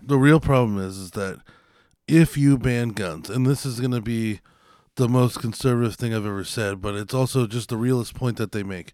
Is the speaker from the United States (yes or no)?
yes; United States; I'm still an American